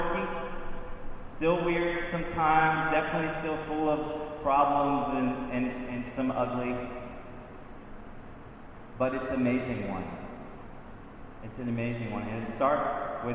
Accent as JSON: {"language": "English", "region": "Louisiana", "country": "United States", "moved": "as an adult", "lives_now": "Baltimore, United States", "said": "I'm from Louisiana. All my family is still down there. I've been in Baltimore 17 years now"}